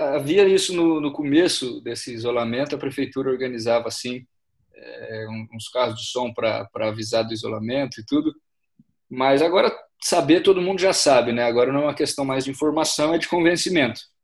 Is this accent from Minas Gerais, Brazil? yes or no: yes; Minas Gerais, Brazil; moved away as an adult; also born or lived in São Paulo; trabalhando na área de direito tributário em São Paulo, mas sou de Minas Gerais, estou aqui agora por causa dessa, desse isolamento de quarentena